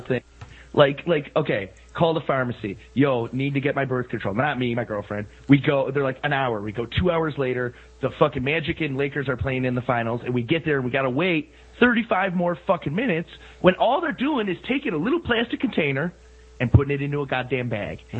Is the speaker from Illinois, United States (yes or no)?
yes; Chicago, Illinois, United States; I grew up a Bulls fan. I grew up here in Chicago